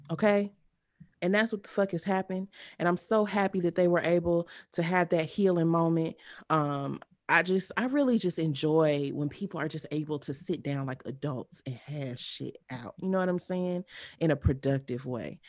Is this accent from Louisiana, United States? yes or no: no; Clayton County, Georgia, United States; county that we are from